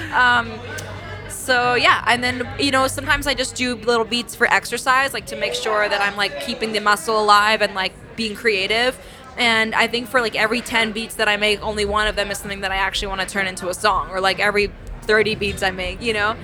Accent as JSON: {"language": "English", "town": "New York City", "region": "New York", "country": "United States", "tie": "born or raised there", "said": "I grew up in New York City"}